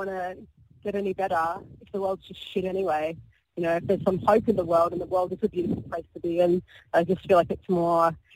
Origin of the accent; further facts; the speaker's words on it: Sydney, New South Wales, Australia; I'm Australian. I've never lived anywhere else. I grew up in Sydney